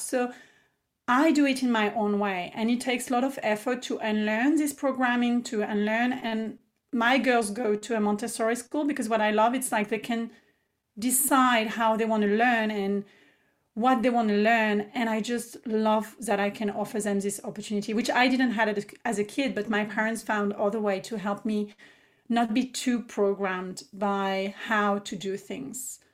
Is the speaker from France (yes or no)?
yes; France; English is a second language; moved away as an adult; also born or lived in Paris, France; now in Australia; I am born and raised in France, as I've shared, and I moved to Australia about eight years ago